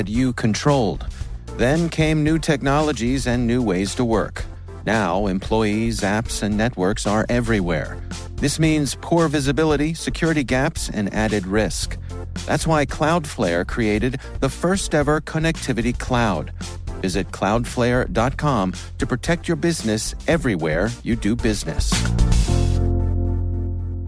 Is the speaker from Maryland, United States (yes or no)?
yes; Fort Meade, Maryland, United States; I grew up in the Fort Meade area